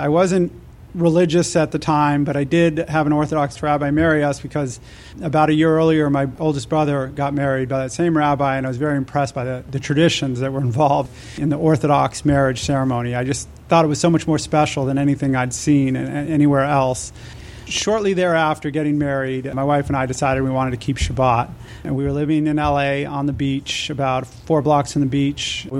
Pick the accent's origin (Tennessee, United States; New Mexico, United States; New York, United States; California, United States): New Mexico, United States; Albuquerque; also born or lived in Israel; I was actually born in Israel, but my family moved back to the States when I was one. I grew up in Albuquerque